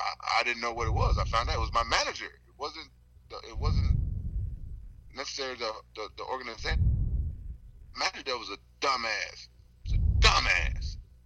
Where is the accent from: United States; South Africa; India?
United States; the South; I'm from the South. I've had manners.